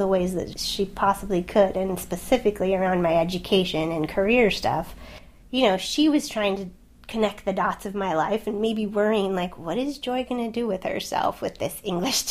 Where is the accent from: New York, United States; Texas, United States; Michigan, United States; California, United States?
California, United States; Southern; also born or lived in Swansea, Wales; I'm from California, right? I'm from Southern California. It's a beach place. Did not live far from the ocean